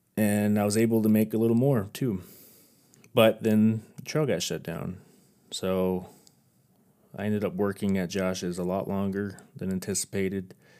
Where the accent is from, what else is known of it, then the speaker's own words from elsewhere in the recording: near Hondo, Texas, United States; moved away; also born or lived in Oregon; my hometown in Hondo, Texas